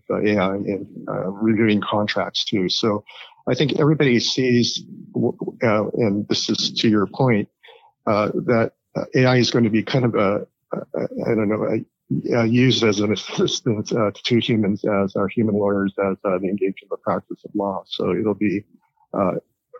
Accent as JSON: {"language": "English", "region": "Hawaii", "country": "United States", "tie": "born or raised there", "moved": "yes", "said": "I also happen to be raised in Hawaii"}